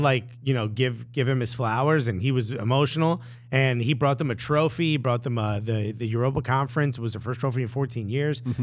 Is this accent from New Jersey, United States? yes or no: yes; Newark, New Jersey, United States; I'm born and raised in Newark